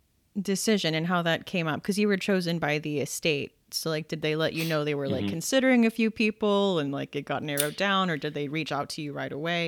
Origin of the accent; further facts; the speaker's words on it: Pittsburgh, Pennsylvania, United States; But I'm from Pittsburgh and I live pretty close to Evan City